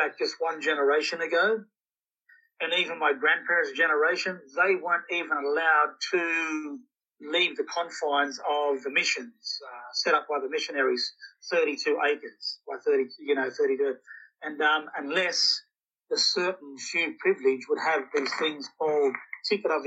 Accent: Moree, New South Wales, Australia; also born or lived in Cape York / Southwest Queensland; up home where I'm from, my hometown

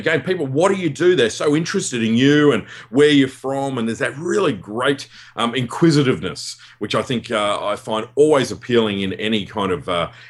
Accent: Perth, Western Australia, Australia; accent: West Australian; we're both from Perth

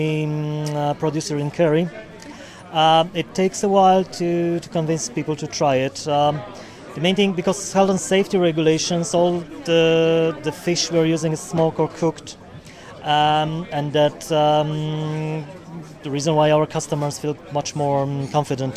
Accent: Poland; moved away as an adult; now in Dingle, Ireland; I'm originally from Poland, but I'm living in Dingle for the last 11 years

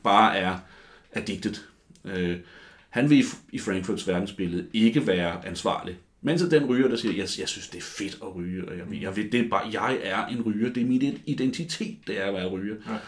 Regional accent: Copenhagen, Capital Region of Denmark, Denmark; jeg er sådan en rigtig københavner

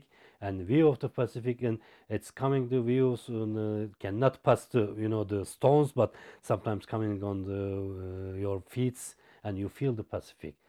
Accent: Izmir, Turkey; English is a second language; I came from Izmir

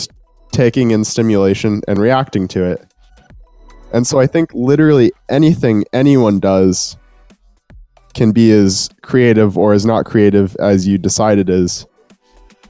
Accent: Winnipeg, Manitoba, Canada; I'm from Winnipeg. It's a city of about 700,000 people right now, in the heart of Canada

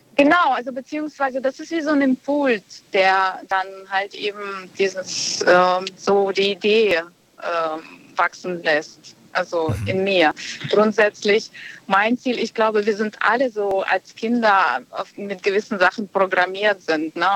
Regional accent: Bonn, North Rhine-Westphalia, Germany; Aus Bonn.

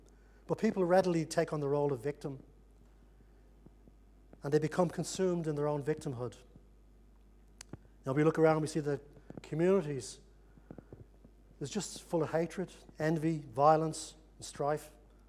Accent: Ireland; You know, when I grew up in Ireland, there was an intense hatred between both sides in the conflict there

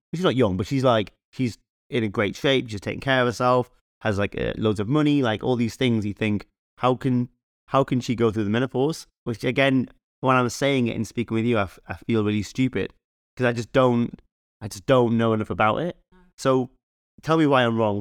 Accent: Newcastle upon Tyne, North East England, United Kingdom; we, we grew up in Newcastle

